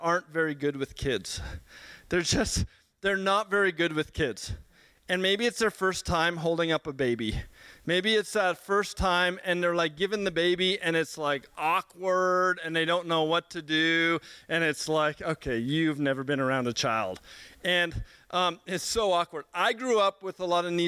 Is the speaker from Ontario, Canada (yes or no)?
no; Edmonton, Alberta, Canada; I grew up in Sweetgrass, a community in Edmonton